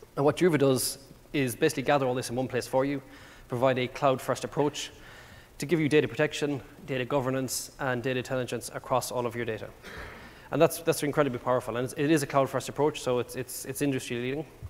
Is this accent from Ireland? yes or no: yes; Ireland; accent: Irish; moved away; as you can probably tell by my accent, I'm, I'm not from around here. Uh, I do speak quite fast, by the way, as well, which is an Irish thing